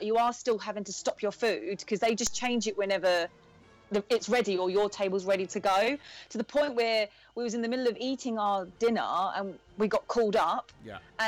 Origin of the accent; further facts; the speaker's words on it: England, United Kingdom; we're English